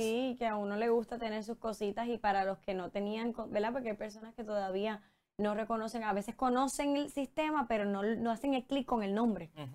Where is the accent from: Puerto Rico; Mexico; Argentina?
Puerto Rico; como puertorriqueños